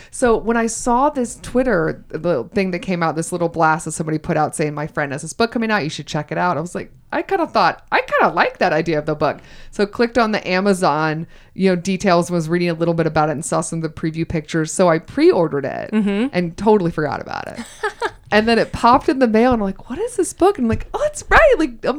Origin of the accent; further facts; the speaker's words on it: Georgia, United States; accent: Southern; I'm originally from Georgia.